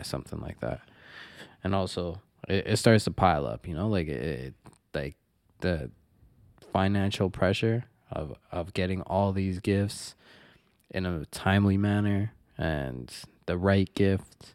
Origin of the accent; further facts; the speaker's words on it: Toronto, Ontario, Canada; born and raised in Toronto. I was, uh, born in North York, and then, uh, most of my formative years were, took place in Scarborough, Markham and Eglinton